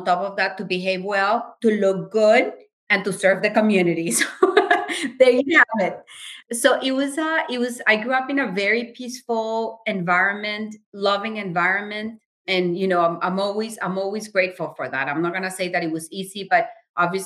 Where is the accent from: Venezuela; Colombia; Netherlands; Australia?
Colombia; moved away as an adult; also born or lived in Berkeley, California / Puerto Rico; now in Washington, D.C., United States; I was born in Berkeley, California, and my dad was getting his PhD in education. We moved back to Colombia right after. I was less than a year old. I was under a year old. And that's where I grew up